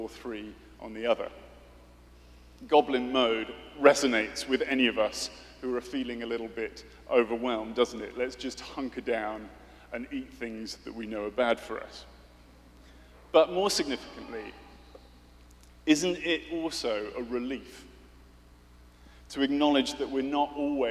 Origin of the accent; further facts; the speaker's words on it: United Kingdom; I'm British.